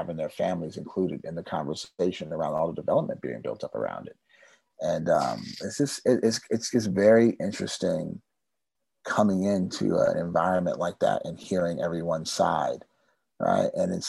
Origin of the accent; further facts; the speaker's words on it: Germany; also born or lived in California, United States; now in United States; You know, I've been all around the world, right? I grew up in Germany, but mostly lived in California my whole life.